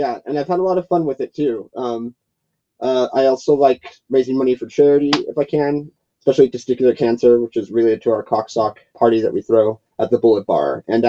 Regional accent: Huntington Beach, California, United States; Huntington Beach.

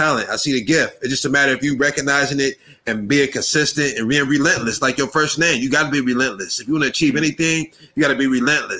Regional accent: Akron, Ohio, United States; I'm from Akron, Ohio

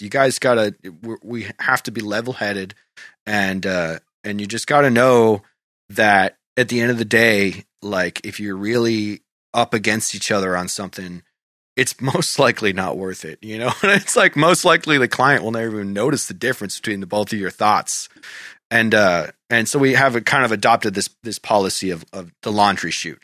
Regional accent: Goffstown, New Hampshire, United States; my hometown, Goffstown

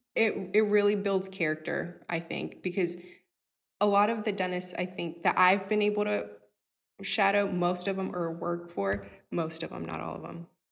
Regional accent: Houston, Texas, United States; being a little Hispanic girl growing up in Acres Homes.

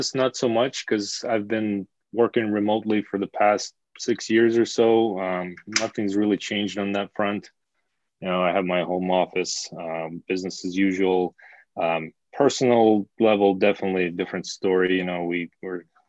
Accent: small town near Ulyanovsk, Ulyanovsk Oblast, Russia; moved away; I'm from a small town, really, kind of middle of nowhere

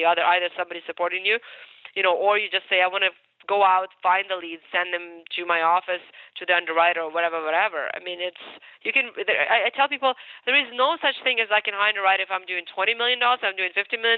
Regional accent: Ukraine; English is a second language; moved away; also born or lived in United States; I'm Ukrainian. So I was born in Ukraine.

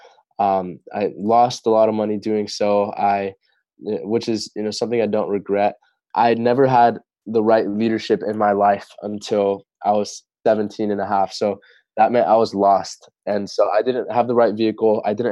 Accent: Torrance, California, United States; also born or lived in La Puente; When I was around 6 years old, that's when we moved to Torrance

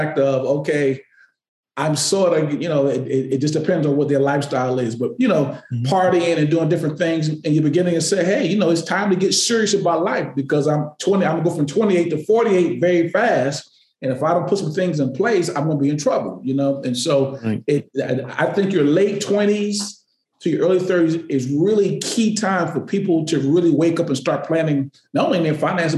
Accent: Connecticut, United States; moved away as an adult; now in Boston, United States; I've spent more of my life here than I've spent in Connecticut

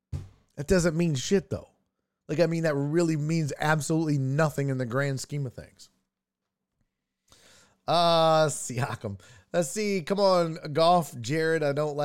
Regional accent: Canada; Mr. Wee said facts, and I'm Canadian. Nobody watches the CFL.

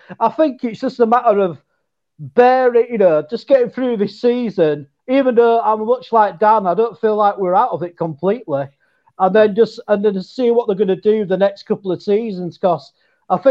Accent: England, United Kingdom; me being an English, cynical English guy

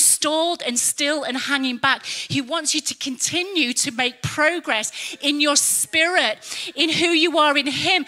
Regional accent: England, United Kingdom; moved away as an adult; also born or lived in Germany; we're English

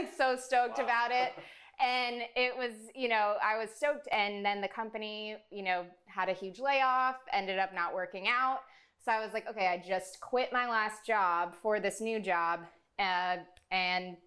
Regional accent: South Florida, United States; I'm born and raised in South Florida

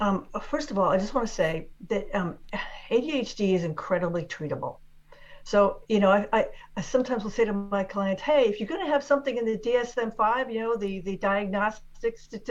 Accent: Washington, District of Columbia, United States; born there; I was actually born in Washington, D.C., which isn't even a state.

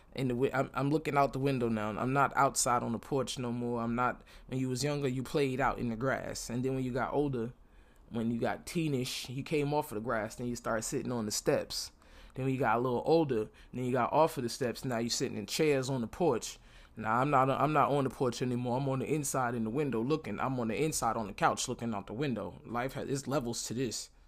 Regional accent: New York City, New York, United States; moved away as an adult; now in Florida, United States; I'm from Brooklyn and I live in Florida right now

